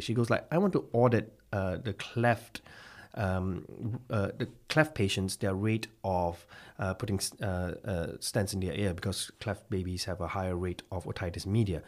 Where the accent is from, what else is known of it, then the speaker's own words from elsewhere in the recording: Malaysia; now in Belfast, United Kingdom; I'm from Malaysia, actually, and I've, uh, hailed from a small little town called Sathyawan in Malaysia with a population of less than ten thousand at a time.